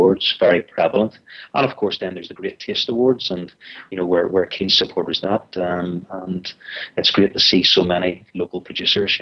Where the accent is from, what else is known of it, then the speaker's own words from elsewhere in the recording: Comber, Northern Ireland, United Kingdom; the deli in Cumber, my hometown, the tip of Strangford Lough